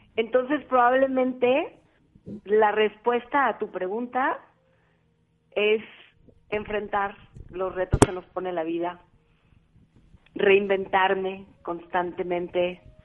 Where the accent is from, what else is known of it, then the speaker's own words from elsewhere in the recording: Cali, Valle del Cauca, Colombia; now in Mexico; soy caleña con mucho orgullo